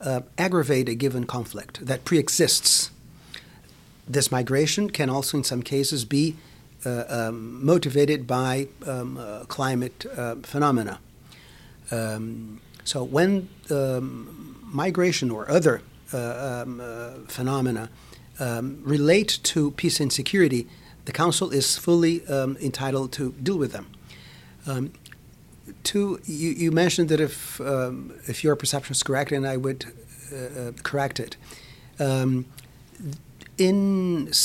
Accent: Rio de Janeiro, Brazil; moved away as an adult; now in New York City, United States; I come from Rio

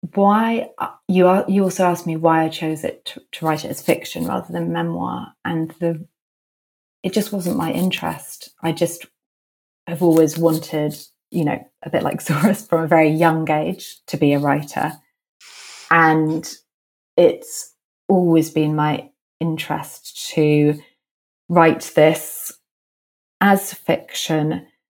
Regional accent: London, United Kingdom; I grew up in London

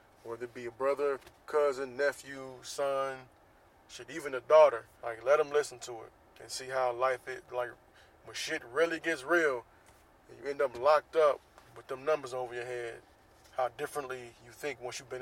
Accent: Jacksonville, Florida, United States; now in Southern California, United States; based in Jacksonville, Florida, my hometown.

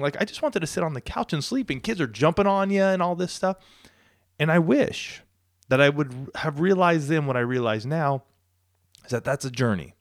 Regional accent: Southern California, United States; moved away as an adult; also born or lived in Colorado; this small town I grew up in here in Southern California

